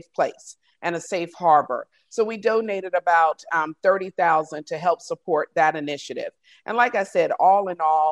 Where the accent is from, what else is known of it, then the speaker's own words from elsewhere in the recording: a small rural town in Georgia, United States; I'm from a small rural town in Georgia.